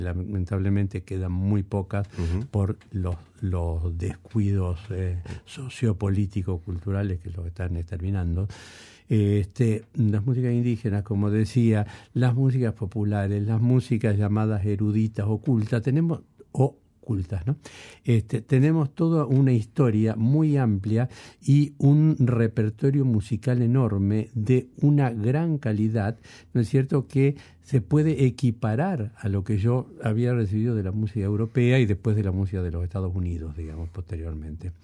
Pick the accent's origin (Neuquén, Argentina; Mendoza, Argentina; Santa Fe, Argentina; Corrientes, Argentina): Santa Fe, Argentina; Rosario; primero yo pensé como músico rosarino, después pensé como músico argentino